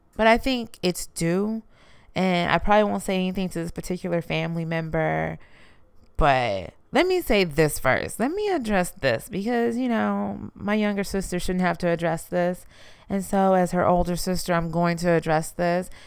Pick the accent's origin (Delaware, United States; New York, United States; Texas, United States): Texas, United States; Houston; I'm from Houston, you know, I'm from Texas